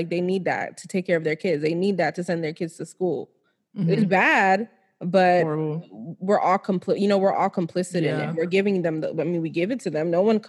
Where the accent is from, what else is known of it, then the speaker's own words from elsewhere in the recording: United States; moved away as an adult; now in Nigeria; I'm prouder to be Nigerian than I am to be American